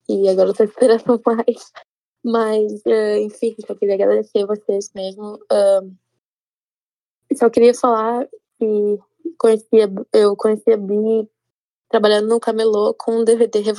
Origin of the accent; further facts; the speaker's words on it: Porto Alegre, Rio Grande do Sul, Brazil; moved away as an adult; now in United States; tenho 25 anos, sou de Porto Alegre. Uh, mas moro nos Estados Unidos faz pouquinho mais de cinco anos.